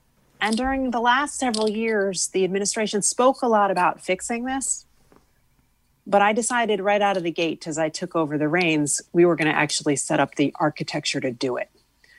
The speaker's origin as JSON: {"language": "English", "town": "West Hartford", "region": "Connecticut", "country": "United States", "tie": "born or raised there", "said": "when I was growing up in West Hartford, if I needed to do my nightly schoolwork, I needed paper, a pencil, and my brother leaving me alone."}